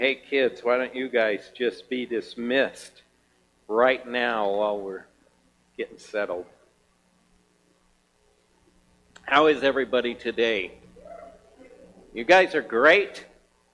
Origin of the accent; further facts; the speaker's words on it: Kansas, United States; now in Helena, United States; I'm from Kansas, from a farmer